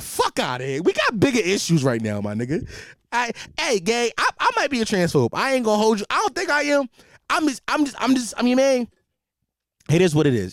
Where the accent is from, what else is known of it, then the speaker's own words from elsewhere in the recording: Philadelphia, Pennsylvania, United States; as a Philadelphian